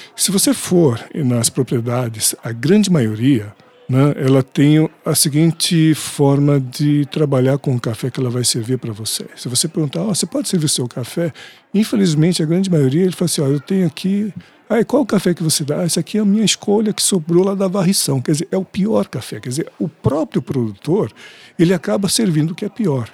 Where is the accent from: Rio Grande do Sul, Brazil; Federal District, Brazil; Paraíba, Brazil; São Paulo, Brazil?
São Paulo, Brazil; also born or lived in Minas Gerais; sou aqui de São Paulo